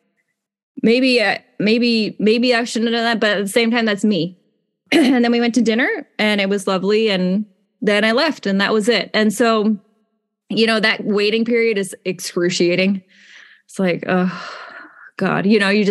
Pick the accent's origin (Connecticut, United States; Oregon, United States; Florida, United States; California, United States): Connecticut, United States; moved away as an adult; also born or lived in Manhattan, New York; now in South Carolina, United States; I'm from Connecticut.